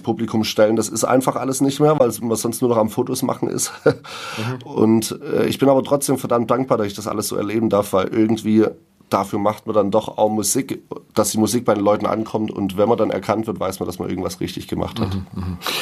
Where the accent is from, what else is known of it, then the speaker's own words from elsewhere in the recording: Ditzingen, Baden-Württemberg, Germany; ich wohne ja noch in Ditzingen tatsächlich, mhm. also in meiner Heimatstadt, da wo ich aufgewachsen bin